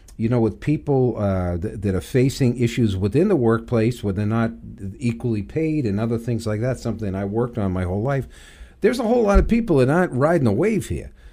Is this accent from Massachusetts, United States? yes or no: yes; Everett, Massachusetts, United States; I actually grew up, uh, in Everett, Mass.